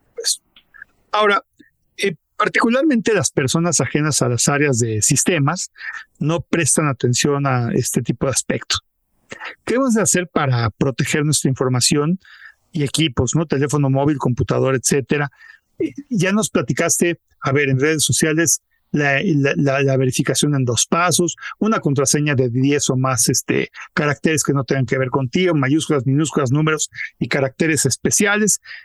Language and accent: Spanish; Mexico; yo me siento como mexicano muy orgulloso